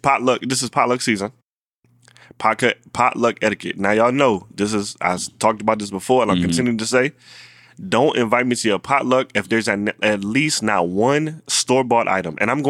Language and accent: English; Baltimore, Maryland, United States; I'm from Baltimore. I'm an accountant.